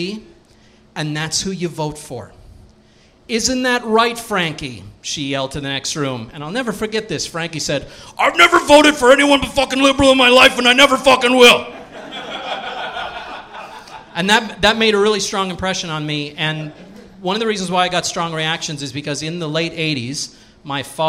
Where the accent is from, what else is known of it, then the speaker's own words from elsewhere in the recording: Cape Breton Island, Nova Scotia, Canada; I grew up in Cape Breton Island